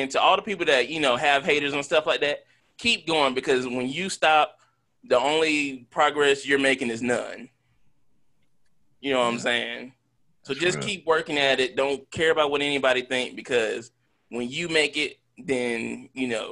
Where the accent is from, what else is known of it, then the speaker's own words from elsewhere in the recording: High Point, North Carolina, United States; my hometown of High Point